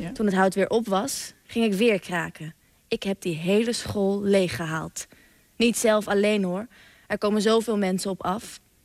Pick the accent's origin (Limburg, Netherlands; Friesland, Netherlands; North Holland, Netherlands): Friesland, Netherlands; Ik kom uit Friesland en mijn opa en oma dus ook